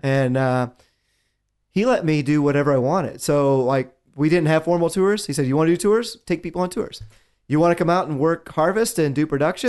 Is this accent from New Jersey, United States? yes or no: no; West Virginia, United States; I'm a kid from West Virginia